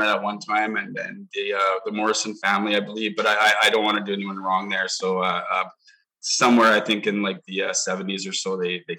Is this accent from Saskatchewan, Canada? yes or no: no; Lower Mainland, British Columbia, Canada; also born or lived in Edmonton, Alberta / Nanaimo, British Columbia; No, I'm an Edmonton boy originally. I only lived there a few years, but I got a lot of family back there. Grew up in the Lower Mainland and came to Nanaimo when I was about 12 years old.